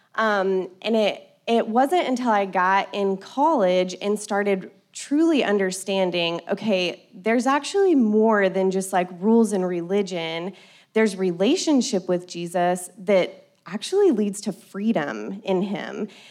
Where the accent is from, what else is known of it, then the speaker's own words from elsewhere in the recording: Colorado City, Texas, United States; I grew up in Colorado City, not far from here